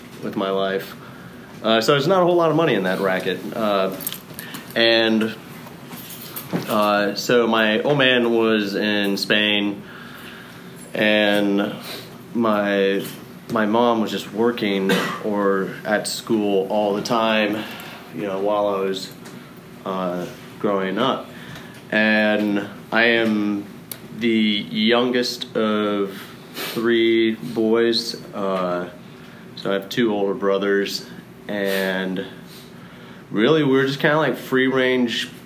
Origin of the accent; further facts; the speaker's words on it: Dallas, Texas, United States; I was born in Dallas to two very, very Catholic individuals